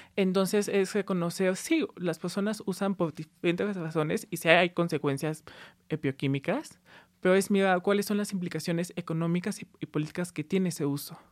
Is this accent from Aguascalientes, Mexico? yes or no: yes; Aguascalientes, Mexico; Sí, crecí en Aguascalientes, que para los que no conozcan es un estado en el centro eh, del país